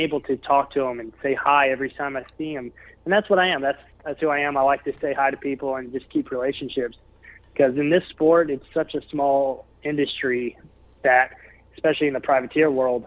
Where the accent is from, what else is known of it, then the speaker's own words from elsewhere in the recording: Memphis, Tennessee, United States; my hometown in Memphis, Tennessee